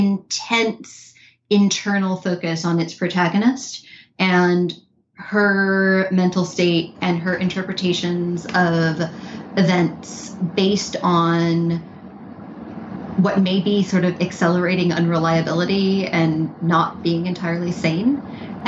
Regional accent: New York City, New York, United States; I grew up in Manhattan

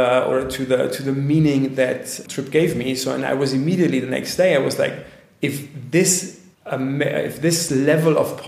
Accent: Bavaria, Germany; I'm from Bavaria

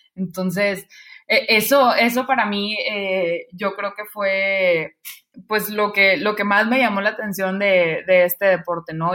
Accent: Monterrey, Nuevo León, Mexico; soy de Monterrey

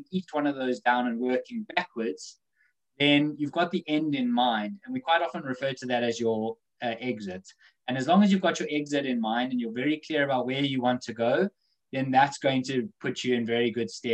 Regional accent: South Africa; now in United Kingdom; growing up in Africa

